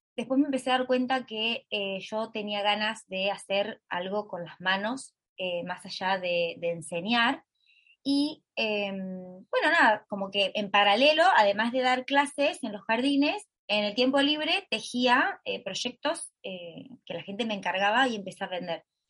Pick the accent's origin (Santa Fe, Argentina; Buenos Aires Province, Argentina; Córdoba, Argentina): Santa Fe, Argentina; Totoras; Y soy de Argentina, vivo en un pueblo, un pueblito de Argentina que lo llamamos graciosamente en redes sociales Totolandia, pero en realidad se llama Totoras